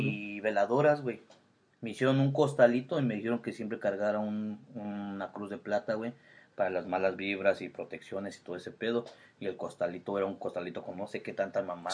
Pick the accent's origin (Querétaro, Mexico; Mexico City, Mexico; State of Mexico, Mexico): State of Mexico, Mexico; Toluca; fue cuando llegamos a vivir al centro de Toluca y ya este, ahí nos quedamos